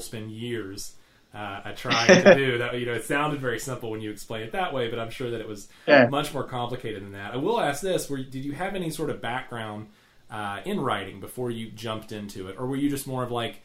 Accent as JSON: {"language": "English", "country": "United States", "said": "I'm about as American as they come"}